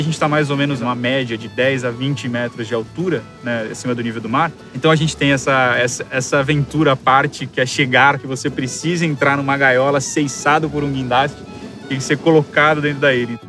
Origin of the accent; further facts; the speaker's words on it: Guarujá, São Paulo, Brazil; eu sou engenheiro ambiental, nasci no Guarujá